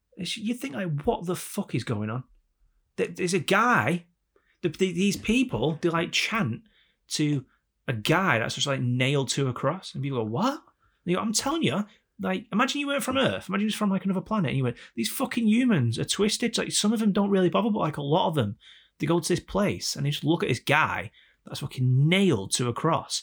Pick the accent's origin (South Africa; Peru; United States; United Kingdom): United Kingdom; England; we're all English